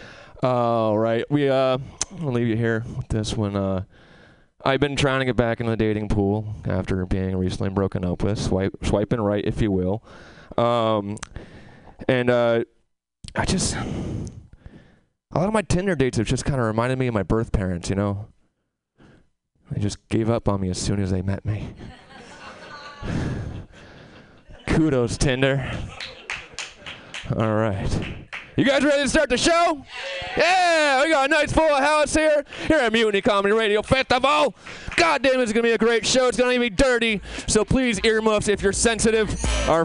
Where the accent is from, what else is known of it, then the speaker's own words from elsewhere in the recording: Albany, New York, United States; now in Albany, United States; I moved from this wonderful city back to my hometown in Albany